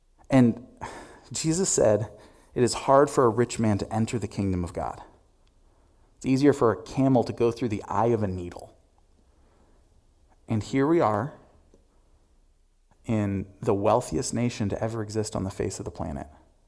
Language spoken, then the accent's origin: English; Albania; now in United States; You know, when I moved here from Albania, which still to this day is the poorest nation in Europe, I remember walking into...